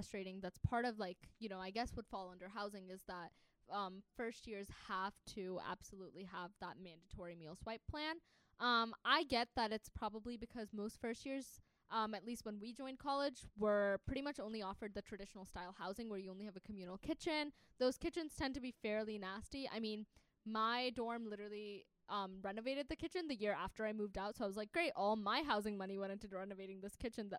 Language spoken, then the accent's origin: English; Pakistan; English is a second language; I'm from Pakistan, so I cook them Pakistani food.